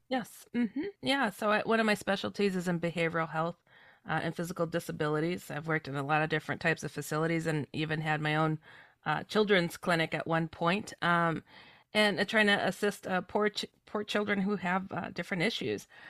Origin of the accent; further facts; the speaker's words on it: Midwest, United States; also born or lived in California; I come from the Midwest, um, though I was born in California